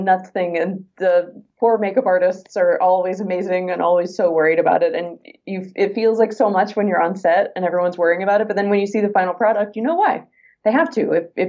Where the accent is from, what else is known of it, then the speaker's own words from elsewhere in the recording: United States; But as an American actor, used to, you had to live in Los Angeles if you wanted to be a film or TV actor.